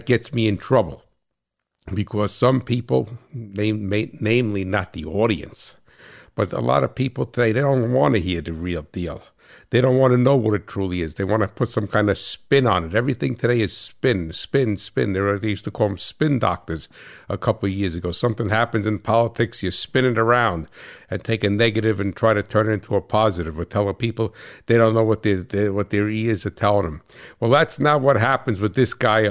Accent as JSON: {"language": "English", "region": "New Jersey", "country": "United States", "said": "I'm from Jersey"}